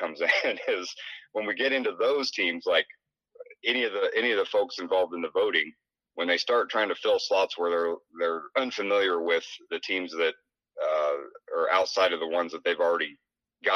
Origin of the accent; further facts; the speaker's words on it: Southeast Iowa, United States; we're from Southeast Iowa